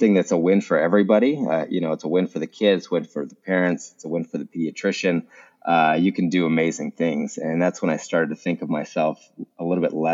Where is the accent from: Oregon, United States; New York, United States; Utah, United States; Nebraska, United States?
Utah, United States; I grew up in Utah